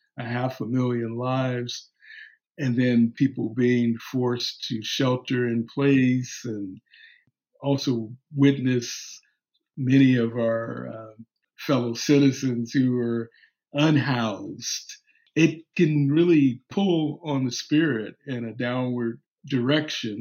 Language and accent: English; Los Angeles, California, United States; moved away; also born or lived in New York; my hometown, L.A.